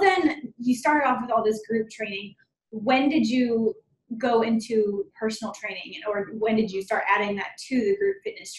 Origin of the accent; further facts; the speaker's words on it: Mandeville, Louisiana, United States; moved away as an adult; also born or lived in San Antonio, Texas; now in Shreveport, United States; I haven't quite lived here a full year yet. And okay. I mean, I'm from Mandeville, so about 5 hours south of here, but I haven't lived at home with my parents in about 10 years. So, moving from San Antonio to here last year